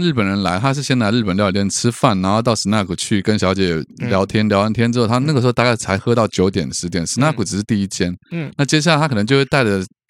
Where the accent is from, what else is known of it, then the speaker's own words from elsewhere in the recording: Keelung, Taiwan; 因为以前我在基我老家在基隆嘛，嗯，然后老家在基隆，我们有开店，我爸妈是做那个餐厅的